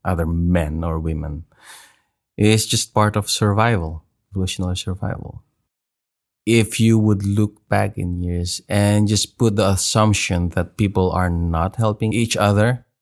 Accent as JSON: {"language": "English", "country": "Philippines", "said": "I am a Filipino"}